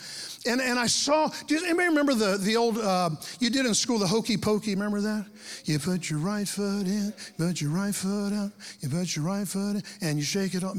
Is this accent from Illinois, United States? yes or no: no; Lake Mary, Florida, United States; now in Ocala, United States; when I was a kid growing up in Lake Mary, Florida, down by Orlando